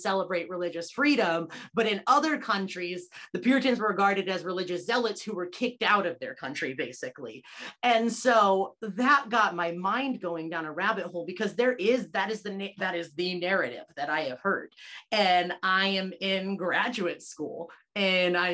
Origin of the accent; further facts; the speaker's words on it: United States; also born or lived in Olean, New York; being American is a part of my context